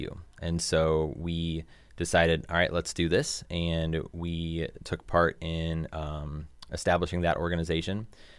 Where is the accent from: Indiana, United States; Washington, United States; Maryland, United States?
Indiana, United States; Hobart; It is not my hometown, no. I actually am from Hobart, up in Northwest Indiana. And so I came down to this area to go to college